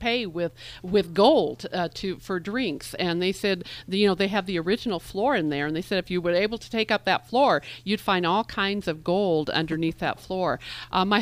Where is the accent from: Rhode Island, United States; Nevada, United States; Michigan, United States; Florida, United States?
Nevada, United States; Southern; I grew up in Southern Nevada